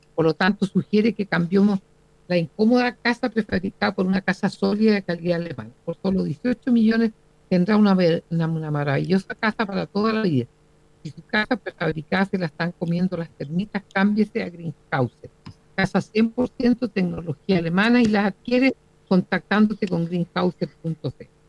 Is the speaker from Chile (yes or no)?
yes; Chile; como chilenos